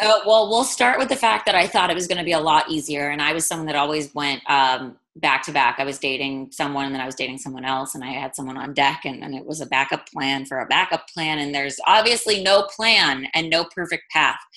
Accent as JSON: {"language": "English", "region": "East Coast", "country": "United States", "moved": "yes", "lives_now": "West Coast, United States", "said": "I'm from the East Coast but live on the West Coast."}